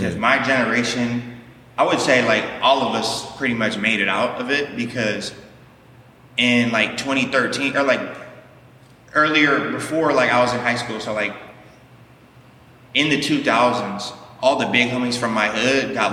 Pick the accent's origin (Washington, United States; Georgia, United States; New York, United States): Washington, United States; Seattle; now in North Hollywood, United States; I'm from Seattle. I'm from the west side of Seattle.